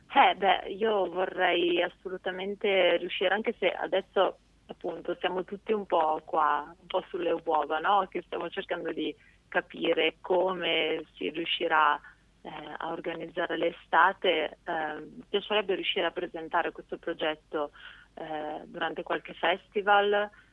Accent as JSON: {"language": "Italian", "town": "Canelli", "region": "Piedmont", "country": "Italy", "tie": "born or raised there", "also_born_or_lived": "Genoa", "moved": "yes", "said": "io in realtà sono cresciuta in una cittadina abbastanza piccola del Piemonte"}